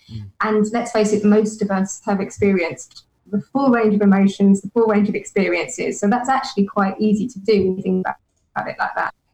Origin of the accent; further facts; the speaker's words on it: United Kingdom; being British